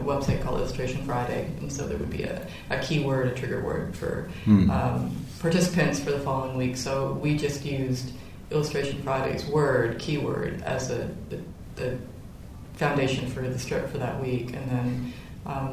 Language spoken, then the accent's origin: English; Ottawa, Ontario, Canada; I grew up in Ottawa